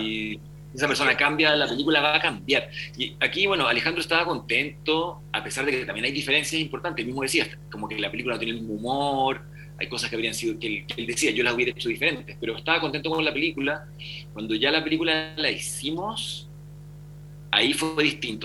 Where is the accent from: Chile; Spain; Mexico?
Chile; Valdivia, Los Ríos; Valdivia, que es mi ciudad natal